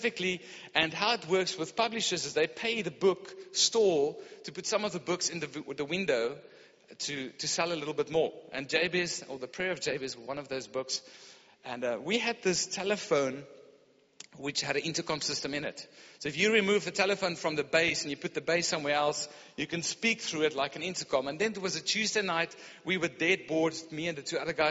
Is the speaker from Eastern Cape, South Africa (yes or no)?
no; Pretoria, Gauteng, South Africa; I grew up in Pretoria.